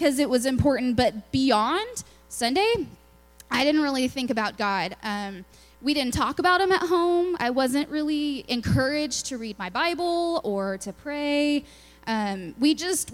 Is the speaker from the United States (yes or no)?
yes; Lubbock, Texas, United States; moved away; I'm from Lubbock, Texas. It's out in West Texas. We're kind of, you know, in our own little world. It's the land of dirt and wind and tech. So it was a fun place to grow up